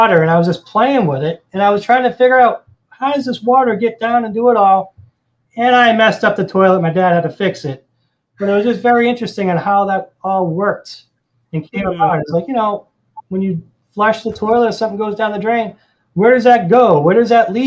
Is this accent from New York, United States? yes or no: no; Boston, Massachusetts, United States; moved away as an adult; now in Florida, United States; I'm originally from the Boston area, and I worked up there for many, many years